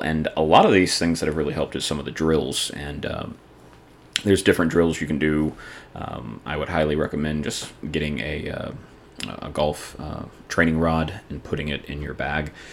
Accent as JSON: {"language": "English", "region": "the South", "country": "United States", "tie": "born or raised there", "said": "growing up in the South"}